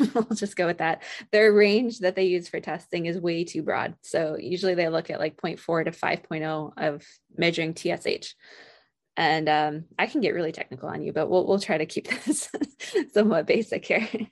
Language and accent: English; Vermont, United States; moved away as an adult; also born or lived in Colorado / Vienna, Austria / Georgia; now in Alaska, United States; I grew up in Vermont.